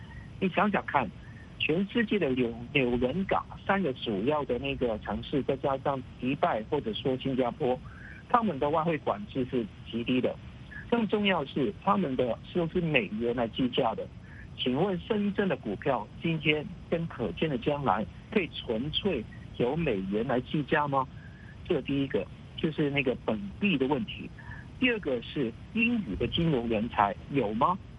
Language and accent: Chinese; Hong Kong; 我是香港人